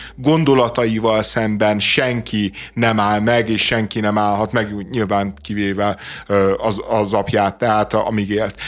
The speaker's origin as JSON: {"language": "Hungarian", "region": "Budapest", "country": "Hungary"}